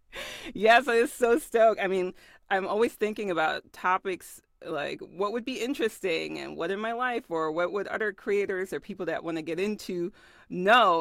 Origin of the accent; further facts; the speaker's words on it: Germany; I was born and raised in Germany